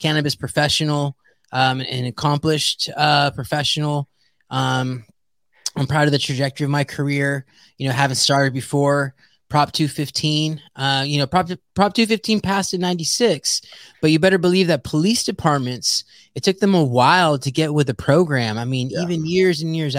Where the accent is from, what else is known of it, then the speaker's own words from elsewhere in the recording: San Jose, California, United States; I'm a first generation American, born and raised in San Jose.